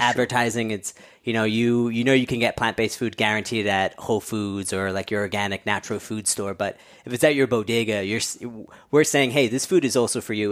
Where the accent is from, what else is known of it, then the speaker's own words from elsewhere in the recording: New York City, New York, United States; I grew up born and raised in New Yorker